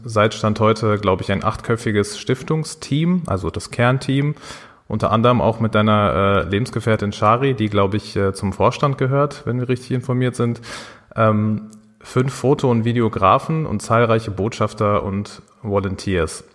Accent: Dortmund, North Rhine-Westphalia, Germany; als Dortmunder Jungs, wir beide

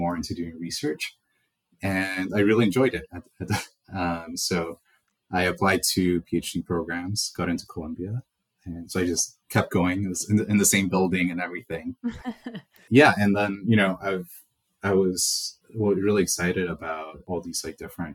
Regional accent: El Salvador; moved away; also born or lived in Connecticut / New York; I was born and raised in El Salvador

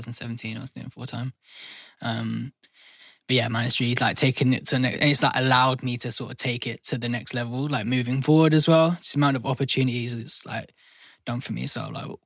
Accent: Surrey, South East England, United Kingdom; I'm from Surrey. So I say South London's mate, but I'm like on the border of South London.

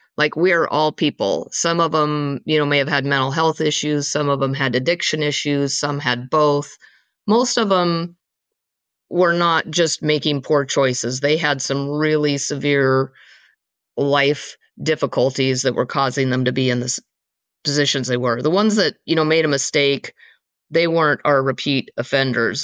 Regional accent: eastern Washington State, United States; also born or lived in East Coast, United States; I was born on the East Coast and there until I was around five years old, and then my family moved to the West Coast area-ish. I mean, we're really on the eastern side of Washington State

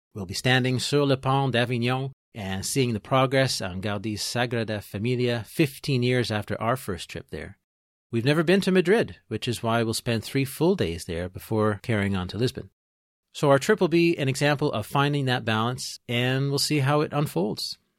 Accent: Peterborough, Ontario, Canada; now in Trois-Rivières, Canada; I am originally from Peterborough, Ontario, I'm a proud Canadian

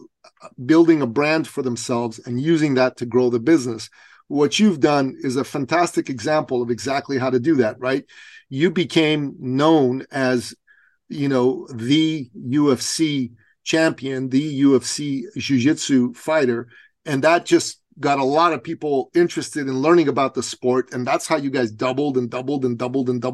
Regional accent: Iran; now in Canada; I'm from Iran originally

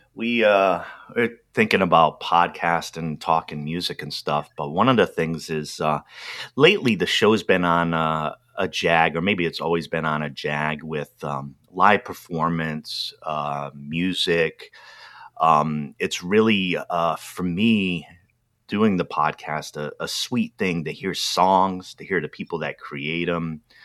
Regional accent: New England, United States; growing up in New England, um, in particular area that I did, these were uh, French French towns, like French American towns

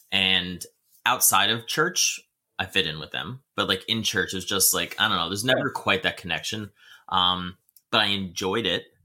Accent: New Jersey, United States; i grew up in in a family in jersey um we grew up catholic for a while and okay. then my dad found jesus and we started going to um, a calvary chapel

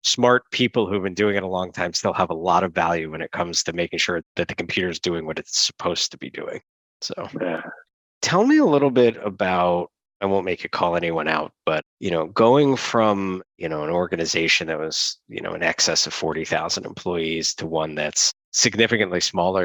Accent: United States; as an American

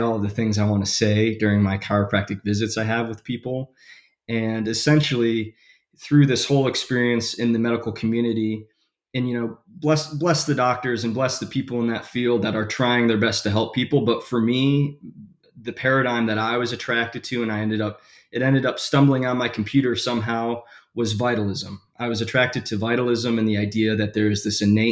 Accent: Michigan, United States; I was born and raised in Michigan.

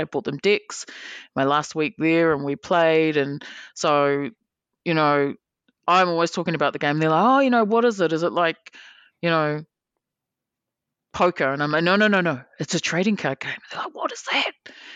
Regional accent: New Zealand; we're from New Zealand

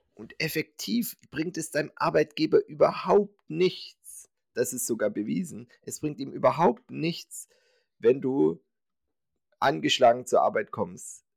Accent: Swabia, Germany; ich bin Schwabe

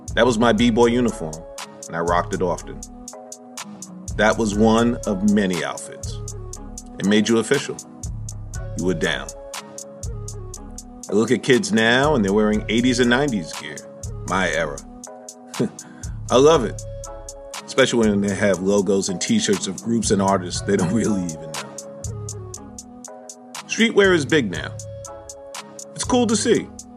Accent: New York City, New York, United States; also born or lived in Bronx, New York City; I'm a native New Yorker, where it all started. I'm from Manhattan, but I went to live with my grandparents up in the Bronx.

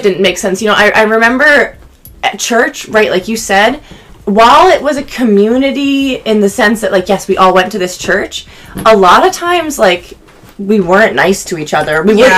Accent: Syracuse, New York, United States; And I'm from Syracuse, New York, but I lived in a small town outside of there

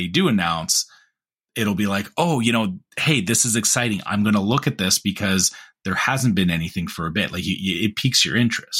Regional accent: Canada; the tell is for me as a Canadian is that they're starting to do this again too

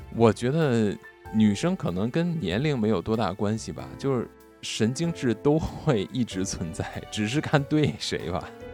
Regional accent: China; 我们中国人

